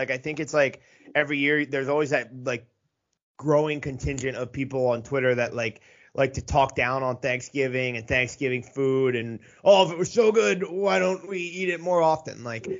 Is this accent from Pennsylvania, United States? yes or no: yes; Philadelphia, Pennsylvania, United States; I grew up in the Philly area, and so I've had my fair share of cheesesteaks